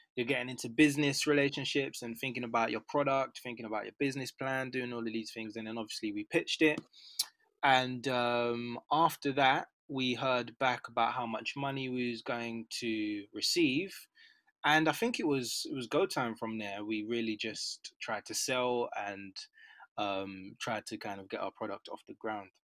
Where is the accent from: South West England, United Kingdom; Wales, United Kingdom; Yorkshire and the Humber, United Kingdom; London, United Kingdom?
London, United Kingdom; I'm a Londoner, so North London, Mill Hill, Edgware, um, in and around there since kind of I was born